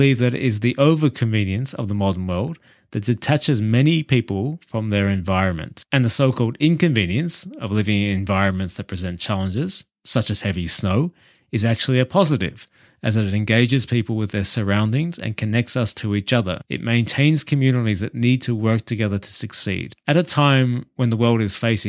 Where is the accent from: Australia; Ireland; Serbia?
Australia; moved away as an adult; also born or lived in United Kingdom; now in Nagano, Japan; Growing up in Australia through the 80s